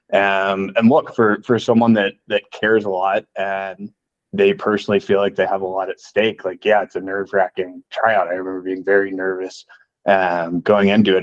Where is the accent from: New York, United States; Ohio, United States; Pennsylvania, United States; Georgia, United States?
Georgia, United States; Atlanta; moved away as an adult; I grew up in Atlanta, Georgia